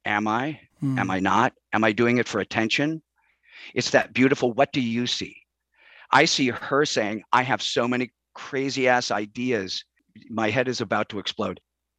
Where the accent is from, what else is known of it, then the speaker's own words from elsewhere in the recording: Chicago, Illinois, United States; I grew up in Chicago, and unfortunately, that meant …, …, …, right?